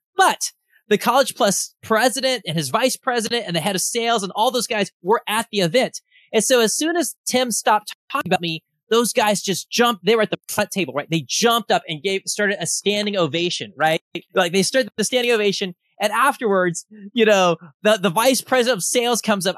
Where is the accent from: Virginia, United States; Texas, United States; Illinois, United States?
Texas, United States; Austin; I am from Austin, Texas